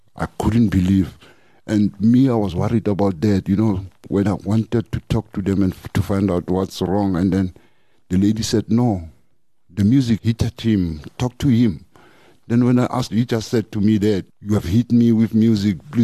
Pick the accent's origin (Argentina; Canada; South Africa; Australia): South Africa; North West; moved away as an adult; now in Johannesburg, South Africa; originally we're from Northwest. And then we came to the city as a band